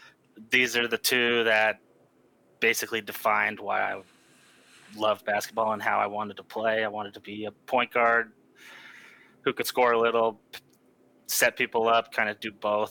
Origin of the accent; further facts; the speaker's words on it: Colorado, United States; I grew up in Colorado.